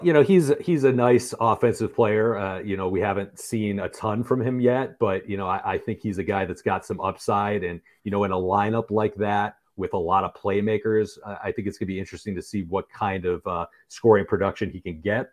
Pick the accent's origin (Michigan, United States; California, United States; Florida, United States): Michigan, United States; I'm from Michigan